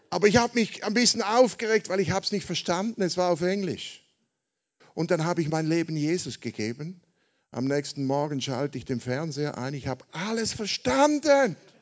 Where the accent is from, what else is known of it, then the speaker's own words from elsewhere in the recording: Switzerland; Also ich komme aus der Schweiz, wie man hört, ja, nicht aus Amerika wie Gottfried